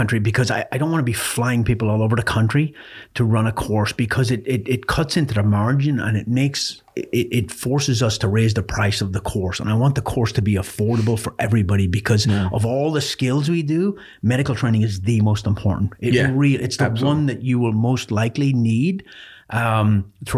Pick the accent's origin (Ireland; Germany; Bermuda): Ireland; moved away; I was born in Ireland